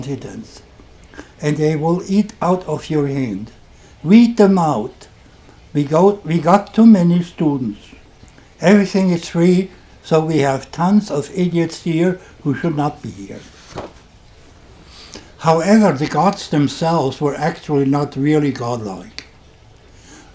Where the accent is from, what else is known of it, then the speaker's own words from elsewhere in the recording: Germany; accent: German; English is a second language; You can hear from my accent that I'm German